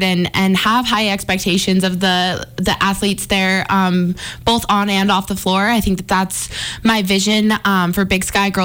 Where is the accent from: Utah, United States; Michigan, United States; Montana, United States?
Montana, United States; Billings; also born or lived in Missoula; Growing up in Billings